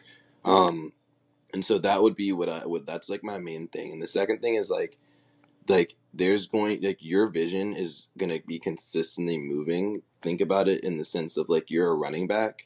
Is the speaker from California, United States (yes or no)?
yes; Oakland, California, United States; me growing up in Oakland, me growing up in Silicon Valley